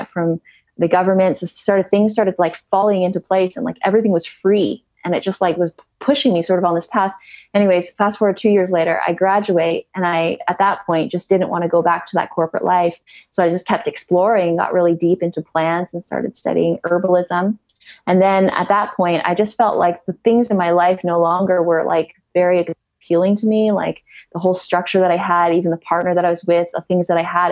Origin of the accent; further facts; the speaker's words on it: Ontario, Canada; moved away as an adult; also born or lived in Kelowna, British Columbia; I'm originally from Ontario